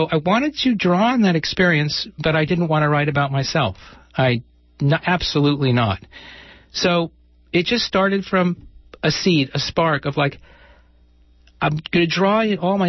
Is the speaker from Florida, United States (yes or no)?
yes; Southwest Florida, United States; moved away; I grew up in Southwest Florida